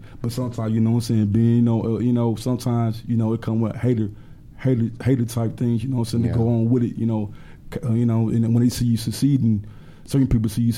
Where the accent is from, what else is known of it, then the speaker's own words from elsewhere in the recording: the South, United States; I'm from the South, you know what I'm saying? You know, I was raised very